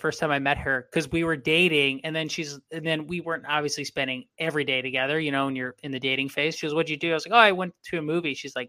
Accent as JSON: {"language": "English", "town": "Waukesha", "region": "Wisconsin", "country": "United States", "tie": "born there", "said": "Yeah, but I was born in Waukesha."}